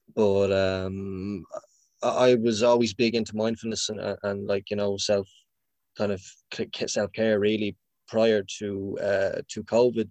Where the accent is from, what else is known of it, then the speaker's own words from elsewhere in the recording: Dublin, Leinster, Ireland; I'm from Finglas